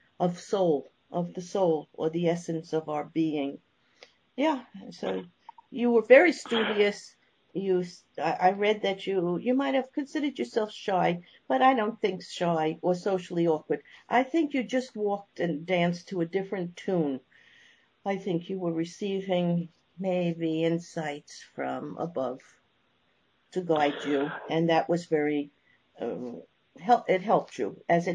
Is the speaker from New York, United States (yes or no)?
yes; New York, United States; I'm from New York.